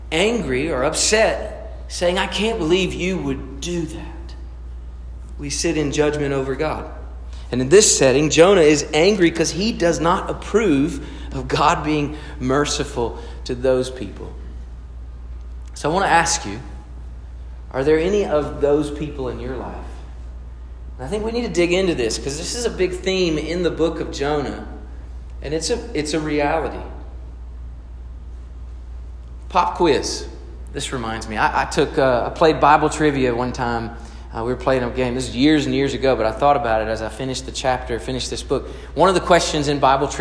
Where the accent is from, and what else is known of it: United States